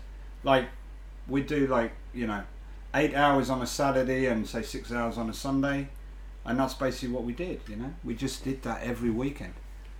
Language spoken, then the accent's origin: English; Cambridge, East of England, United Kingdom; moved away as an adult; now in Japan; I was born in Cambridge in 1975, January.